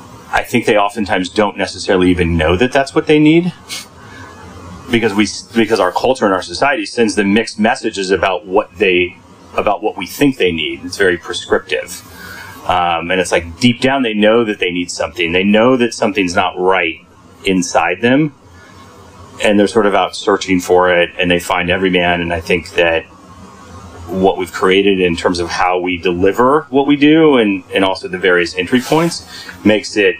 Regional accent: Kansas, United States; moved away as an adult; I came to this work through really my own experience as a young man growing up in Kansas

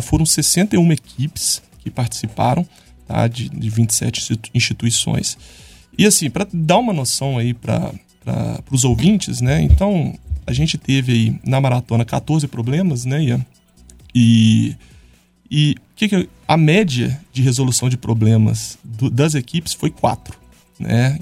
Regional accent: São João del-Rei, Minas Gerais, Brazil; Eu também sou de São João

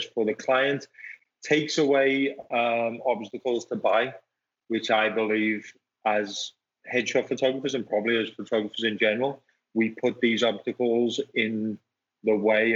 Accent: Liverpool, North West England, United Kingdom; moved away as an adult; now in Arizona, United States; I grew up in England, and in England, I used to sell cars

